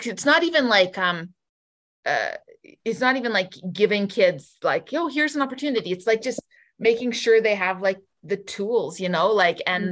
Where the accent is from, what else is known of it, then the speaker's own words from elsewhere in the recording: Barrhead, Alberta, Canada; now in Edmonton, Canada; my hometown of Barrhead